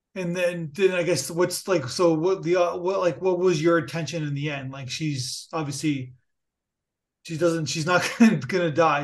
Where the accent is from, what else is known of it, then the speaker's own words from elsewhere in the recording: Niagara Falls, Ontario, Canada; moved away; also born or lived in United States; I'm, I'm Canadian, so I have a, and I, I, I have to, I have to admit, I lived in the United States. I went to school there. So I'm, I'm, I'm from Niagara Falls, so I'm a Border